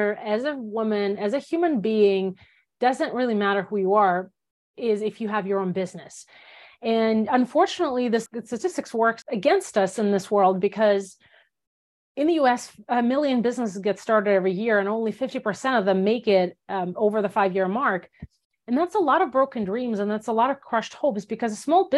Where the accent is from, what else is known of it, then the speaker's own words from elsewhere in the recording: Belarus; first language Russian; English is a second language; moved away as an adult; also born or lived in Soviet Union; now in United States; I grew up in Belarus. I spent 19 years of my life in Belarus and came to the US when I was 19